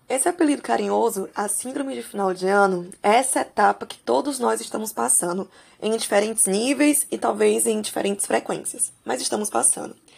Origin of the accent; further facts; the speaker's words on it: São Luís, Maranhão, Brazil; eu sou de São Luís do Maranhão, por aqui